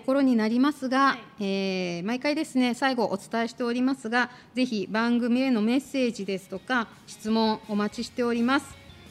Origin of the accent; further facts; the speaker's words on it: Tokyo, Japan; moved away as an adult; now in Shizuoka, Japan; 実は私東京出身なんですけど、あの親の仕事の絡みもあって、静岡に来て